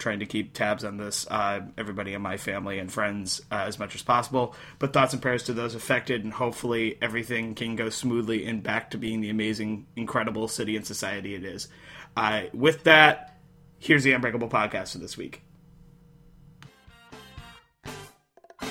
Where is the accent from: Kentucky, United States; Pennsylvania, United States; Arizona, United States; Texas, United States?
Pennsylvania, United States; I'm from Pennsylvania